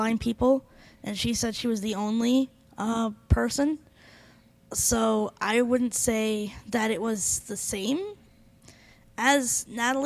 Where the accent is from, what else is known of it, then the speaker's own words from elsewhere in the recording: Phoenix, Arizona, United States; also born or lived in Minnesota / California / Costa Rica; I was born in Minnesota, but I grew up in Phoenix, Arizona